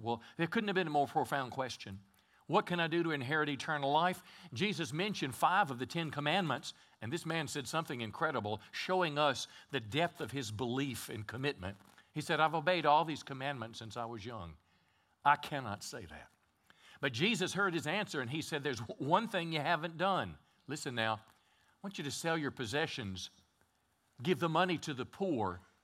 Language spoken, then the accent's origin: English; Mississippi, United States; moved away as an adult; also born or lived in California; now in Texarkana, United States; I was raised in Mississippi. My dad was a farmer